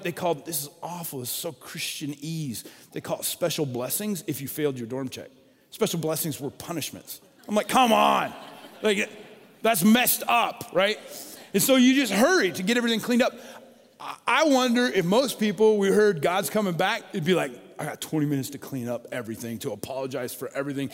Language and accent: English; Colorado, United States; moved away as an adult; also born or lived in Oregon; When I grew up in Colorado